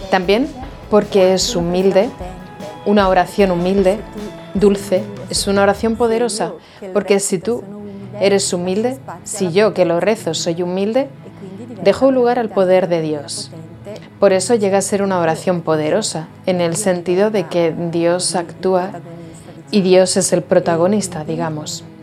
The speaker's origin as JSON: {"language": "Spanish", "town": "Lumezzane", "region": "Lombardy", "country": "Italy", "said": "tengo 50 años, soy esposa de Fausto desde hace 20 años y tenemos tres hijos. Giuseppe, Esther y Pierroberto... Roberto. Soy de Lumezzane, en la provincia de Brescia, Italia. En Italia."}